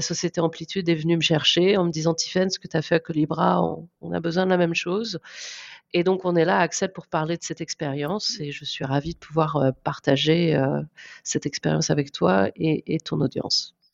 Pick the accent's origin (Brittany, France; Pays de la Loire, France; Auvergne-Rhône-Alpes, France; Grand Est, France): Brittany, France; Guérande area, South; moved away as an adult; also born or lived in Paris, France / Canada / Australia / Singapore; now in San Francisco Bay Area, United States; je suis originaire de Sud-Bretagne, dans la région guérandaise. C'est là que je suis née